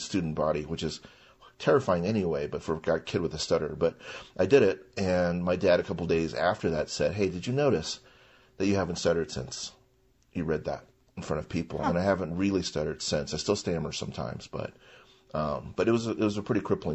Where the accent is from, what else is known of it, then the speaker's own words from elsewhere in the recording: Wheat Ridge, Colorado, United States; first language Mandarin; English is a second language; also born or lived in Golden, Colorado; So I was born here in Colorado in 1973. And I was raised in a really kind of Norman Rockwellish existence in downtown Golden until I was 5 or 6 years old.